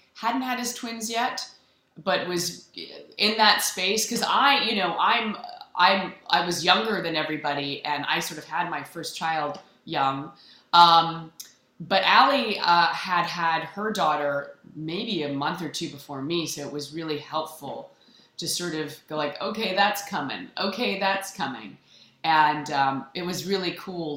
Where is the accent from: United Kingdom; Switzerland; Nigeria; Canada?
Canada; I'm also Canadian